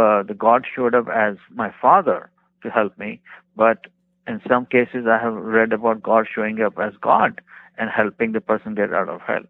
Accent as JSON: {"language": "English", "country": "India", "also_born_or_lived": "Bakersfield, California", "moved": "as an adult", "lives_now": "United States"}